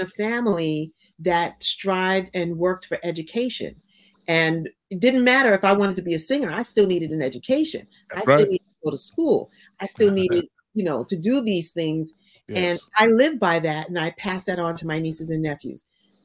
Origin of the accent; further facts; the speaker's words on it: Hawaii, United States; growing up in Hawaii